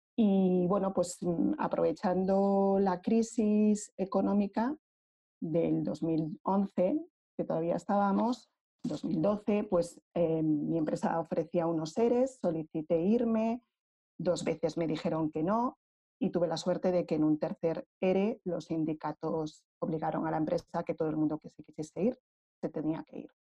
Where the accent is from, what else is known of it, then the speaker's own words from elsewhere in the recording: Madrid, Community of Madrid, Spain; yo soy de Madrid, aunque mi familia es extremeña